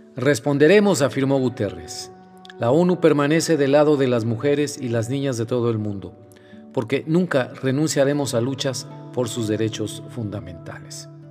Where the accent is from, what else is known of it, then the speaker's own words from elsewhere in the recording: Mexico; en mi país, en México